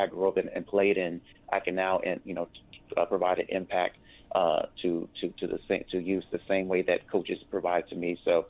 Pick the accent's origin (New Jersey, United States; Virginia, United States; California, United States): Virginia, United States; Virginia Beach; also born or lived in Louisiana; as a child, I played sports here in Virginia Beach. I grew up here and lived here.